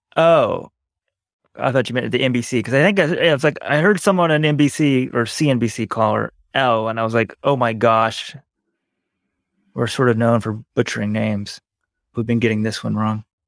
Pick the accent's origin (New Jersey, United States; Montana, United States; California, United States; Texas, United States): Texas, United States; we're from the West. We're from Texas